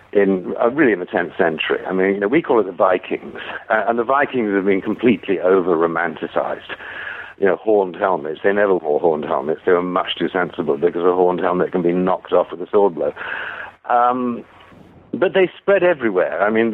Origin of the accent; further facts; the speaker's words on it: United Kingdom; moved away as an adult; now in United States; those of us who were born and brought up in Britain